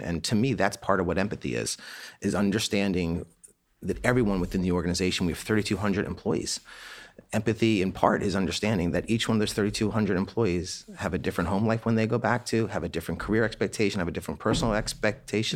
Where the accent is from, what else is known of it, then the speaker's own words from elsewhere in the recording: Annapolis, Maryland, United States; We grew up in Annapolis, Maryland, and my family at a young age sponsored plebes from the Naval Academy to come to our house